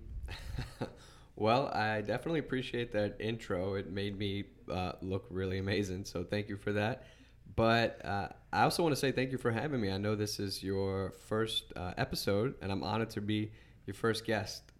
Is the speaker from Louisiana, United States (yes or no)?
yes; Chalmette, Louisiana, United States; I'm from Shelmet